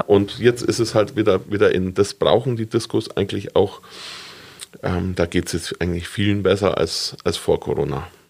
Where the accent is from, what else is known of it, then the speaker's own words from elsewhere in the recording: Stettenhofen, Bavaria, Germany; now in Augsburg, Germany; ich komme eigentlich vom Land, ich bin in Stettenhofen aufgewachsen